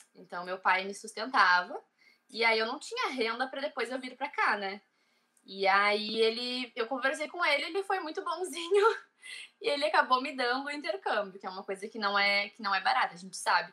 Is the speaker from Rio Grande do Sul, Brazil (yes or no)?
yes; Cidreira, Rio Grande do Sul, Brazil; moved away as an adult; now in Ireland; eu sou de Cidreira, é uma cidade bem pequena no interior do Rio Grande do Sul.